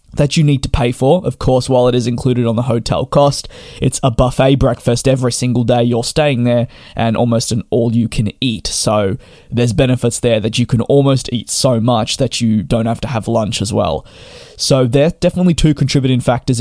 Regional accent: Australia; me being Australian

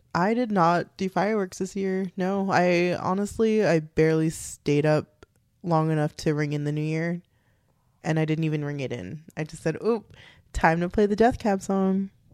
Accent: Texas, United States; We're from Texas

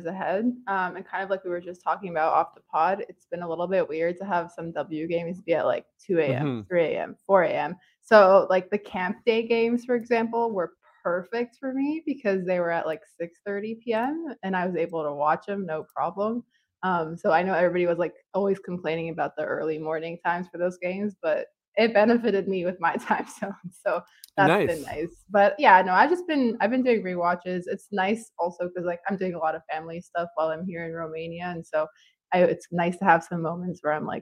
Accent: Toronto, Ontario, Canada; I'm originally like, you know, like we're like from Toronto

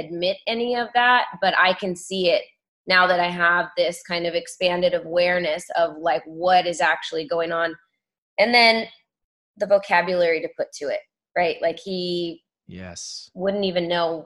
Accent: California, United States; growing up in California

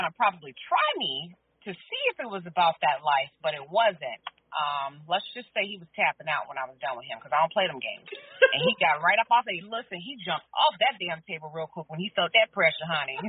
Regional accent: Clearwater, Florida, United States; I grew up in the Clearwater area, right here on haunted by the Betty Lane and Greenwood area. That is where I grew up at.

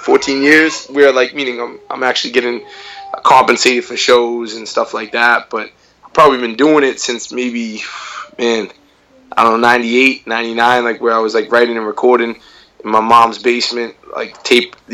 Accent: Boston, Massachusetts, United States; hometown? Boston, Massachusetts

